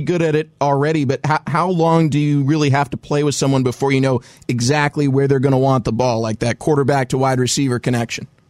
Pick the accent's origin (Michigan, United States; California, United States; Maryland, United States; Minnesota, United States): California, United States; I'm from California too